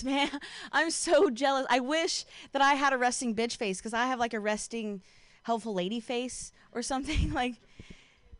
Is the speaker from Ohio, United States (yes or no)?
yes; Ohio, United States; now in Bay Area, United States; I'm from Ohio